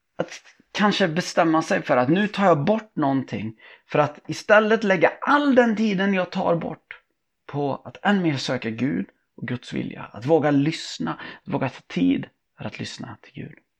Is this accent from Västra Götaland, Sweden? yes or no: yes; Tibro, Västra Götaland, Sweden; min uppväxt i Tibro